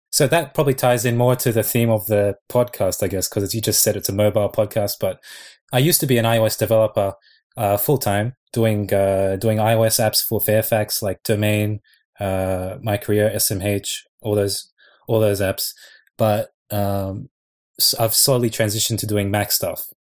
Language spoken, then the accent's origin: English; Sydney, New South Wales, Australia; moved away as an adult; now in Japan; I'm I'm from Sydney though. Like I've only been here for two months, but I'm originally from Sydney